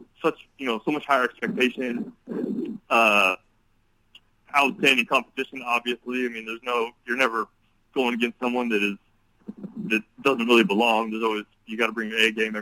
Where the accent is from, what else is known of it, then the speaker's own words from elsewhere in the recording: Oregon, United States; moved away; also born or lived in Kansas; I'm from Oregon